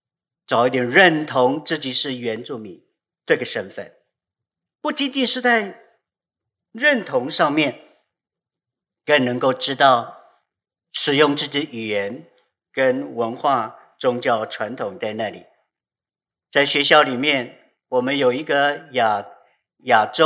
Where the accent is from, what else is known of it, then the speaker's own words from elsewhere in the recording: Taiwan; 我是你祖先的上帝，更更是告诉了我们台湾人、台湾原住民和上帝的这个关系，不是从现在开始的，而是从我们的祖先那个时候呢，就已经有这种这一层的关系在那里。